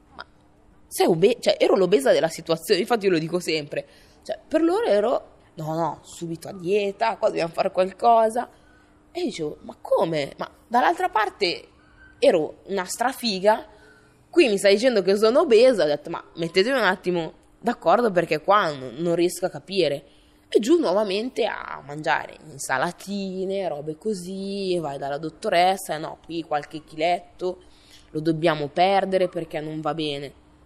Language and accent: Italian; Italy; io sono nata in Italia